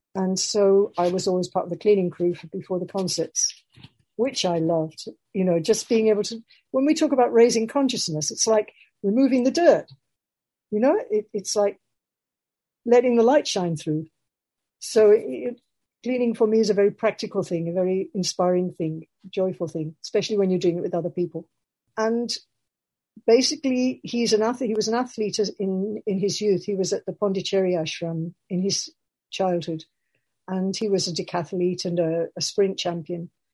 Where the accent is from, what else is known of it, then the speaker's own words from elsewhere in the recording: Birmingham, West Midlands, United Kingdom; I'm a Quaker from Birmingham